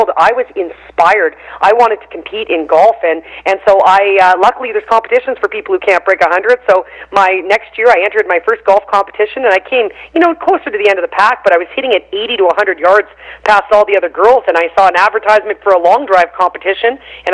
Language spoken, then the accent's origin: English; Canada; I'm from Canada